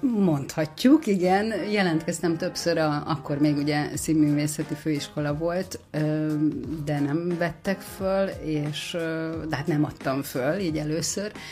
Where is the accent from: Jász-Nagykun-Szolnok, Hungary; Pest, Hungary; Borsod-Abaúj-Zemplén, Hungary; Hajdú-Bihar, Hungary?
Pest, Hungary; Érd; érdi vagyok